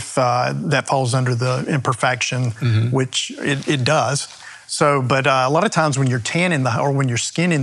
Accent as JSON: {"language": "English", "region": "the South", "country": "United States", "said": "I'm from the South"}